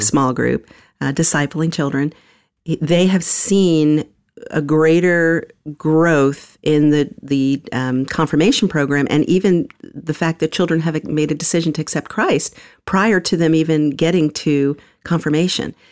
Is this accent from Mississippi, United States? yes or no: no; New York, United States; moved away as an adult; now in Atlanta, United States; I was born in the Bronx, New York. Um, grew up in a couple of different parts of New York, including Manhattan, Queens